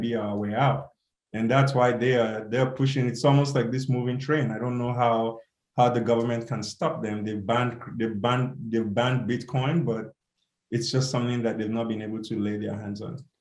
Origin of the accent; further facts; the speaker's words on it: Nigeria; now in United States; growing up in Nigeria and just the difficulty in getting shoes.